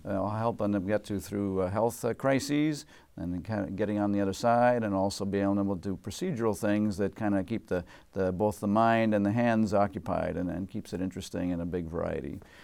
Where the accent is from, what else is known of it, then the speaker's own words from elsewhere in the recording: Massachusetts, United States; moved away as an adult; now in Washington, United States; as a kid, uh, growing up in Massachusetts